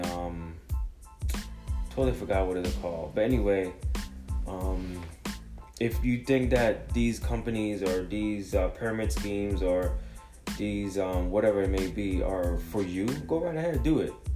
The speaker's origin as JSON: {"language": "English", "country": "Jamaica", "said": "I'm Jamaican."}